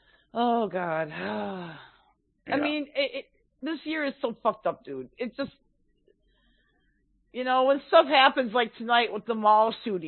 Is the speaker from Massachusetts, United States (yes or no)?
no; Minneapolis, Minnesota, United States; also born or lived in Superior; I was from Minneapolis